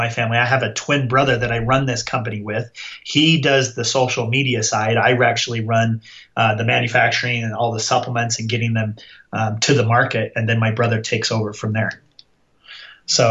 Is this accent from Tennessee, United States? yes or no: no; Utah, United States; we are from Utah.